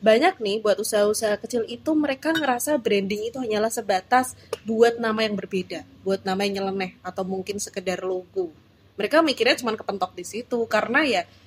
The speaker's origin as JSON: {"language": "Indonesian", "town": "Semarang", "region": "Central Java", "country": "Indonesia", "said": "kita orang Semarang"}